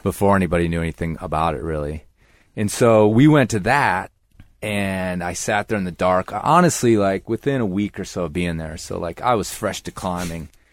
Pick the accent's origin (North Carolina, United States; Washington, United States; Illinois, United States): Illinois, United States; Libertyville; moved away; I grew up, yeah, in the suburbs of Chicago